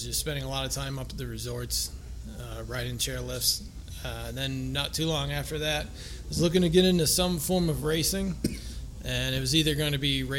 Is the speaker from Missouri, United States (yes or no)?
yes; Missouri, United States; moved away as an adult; now in Denver, United States; I'm originally from Missouri